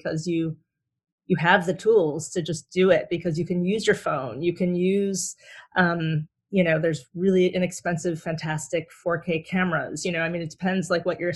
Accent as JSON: {"language": "English", "town": "Southfield", "region": "Michigan", "country": "United States", "said": "I'm originally from Southfield, Michigan, which is right outside of Detroit."}